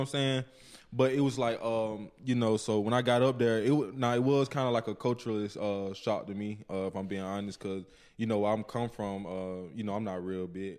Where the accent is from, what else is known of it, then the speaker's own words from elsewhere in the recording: Georgia, United States; moved away as an adult; also born or lived in Arkansas; now in Oxford, United States; my city is the poorest city in Georgia.